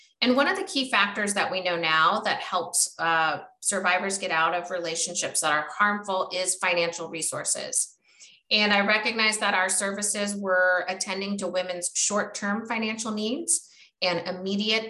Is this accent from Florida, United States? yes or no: yes; Florida, United States; moved away as an adult; also born or lived in Oregon; I was born and raised in Florida